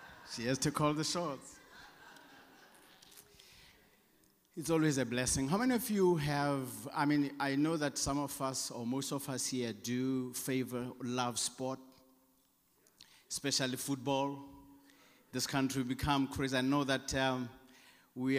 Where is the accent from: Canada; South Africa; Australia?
South Africa; accent: South African; my South African accent